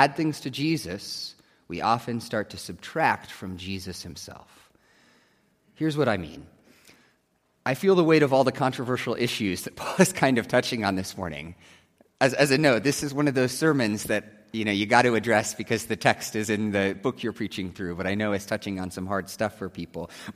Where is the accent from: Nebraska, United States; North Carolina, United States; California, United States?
Nebraska, United States; growing up in Nebraska with the Cornhuskers